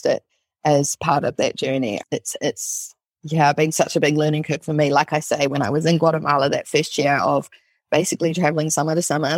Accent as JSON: {"language": "English", "country": "New Zealand", "said": "I'm from New Zealand"}